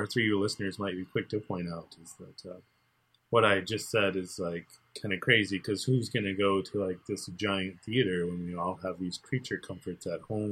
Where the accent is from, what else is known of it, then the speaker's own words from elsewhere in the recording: Muskegon, Michigan, United States; as a child, I grew up in Muskegon